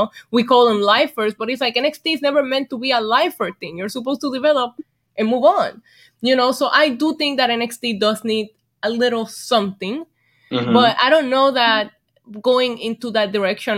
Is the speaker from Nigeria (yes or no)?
no; Vega Baja, Puerto Rico; moved away; I was born and raised in Puerto Rico